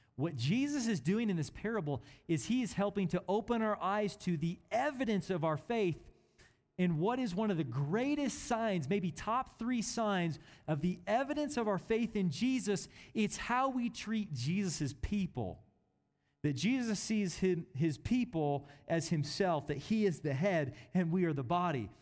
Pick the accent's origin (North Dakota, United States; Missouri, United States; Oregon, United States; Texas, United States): Missouri, United States; Kansas City; I was born in Kansas City, Missouri